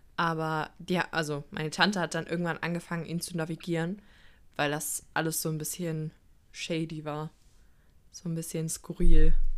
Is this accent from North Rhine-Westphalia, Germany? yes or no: yes; Cologne, North Rhine-Westphalia, Germany; wir als Kölner